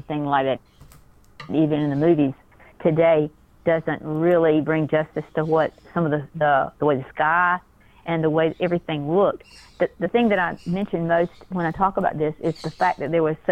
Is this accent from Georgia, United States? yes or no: yes; South Georgia, United States; I went to sleep as a little six-year-old girl on a farm in little South Georgia